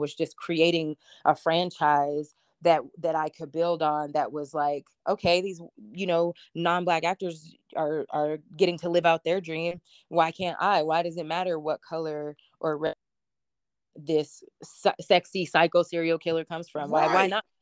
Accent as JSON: {"language": "English", "region": "West Texas", "country": "United States", "tie": "born or raised there", "also_born_or_lived": "Los Angeles", "moved": "as an adult", "said": "where I grew up in West Texas"}